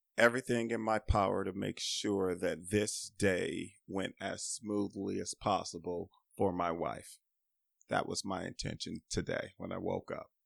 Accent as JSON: {"language": "English", "town": "Los Angeles", "region": "California", "country": "United States", "tie": "born or raised there", "said": "growing up in South Central in the eighties and in the nineties"}